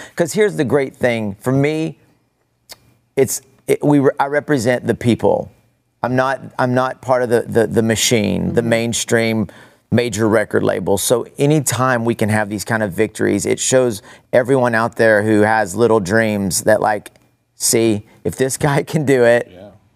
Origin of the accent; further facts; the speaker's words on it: Amarillo, Texas, United States; also born or lived in Odessa, Texas; I grew up in Amarillo, but my grandparents from Odessa.